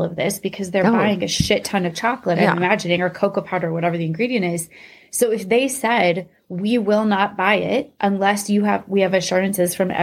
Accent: Iowa, United States; two girls who grew up in Iowa

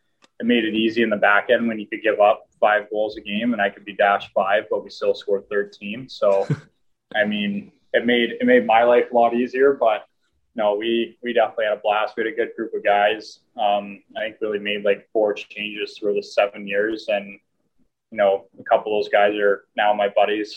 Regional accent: London, Ontario, Canada; growing up in London

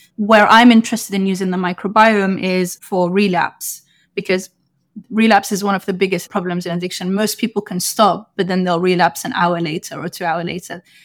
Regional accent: London, United Kingdom; moved away as an adult; also born or lived in Sudan (ancestry); now in New York, United States; I grew up in London, U K

